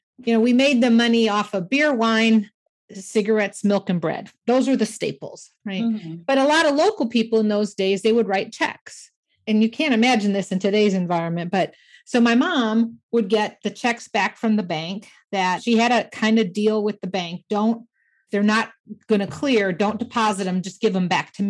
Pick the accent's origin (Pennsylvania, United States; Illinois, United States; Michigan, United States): Michigan, United States; grew up in Michigan, so, you know, classic Midwest things